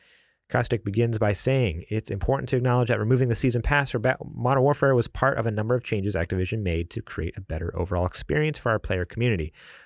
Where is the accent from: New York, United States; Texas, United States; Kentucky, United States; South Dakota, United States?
New York, United States; I'm from New York.